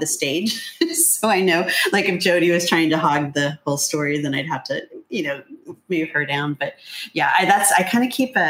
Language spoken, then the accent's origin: English; Ohio, United States; moved away; also born or lived in Columbus, Ohio / California; I'm from Ohio